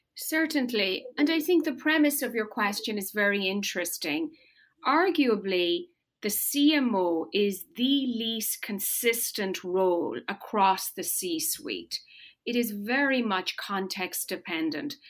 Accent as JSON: {"language": "English", "country": "Ireland", "tie": "born or raised there", "moved": "as an adult", "lives_now": "United States", "said": "I was born and raised in rural Ireland. I grew up on a farm."}